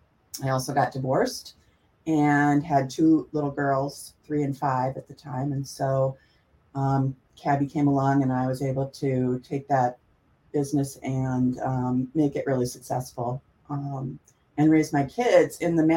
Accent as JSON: {"language": "English", "town": "Milwaukee", "region": "Wisconsin", "country": "United States", "tie": "born or raised there", "also_born_or_lived": "Madison, Wisconsin / Minneapolis, Minnesota", "moved": "as an adult", "said": "I grew up in Milwaukee, Wisconsin, in the inner city."}